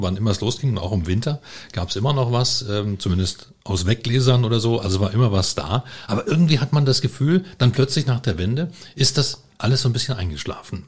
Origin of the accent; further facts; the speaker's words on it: Germany; Ich bin also aufgewachsen in der DDR.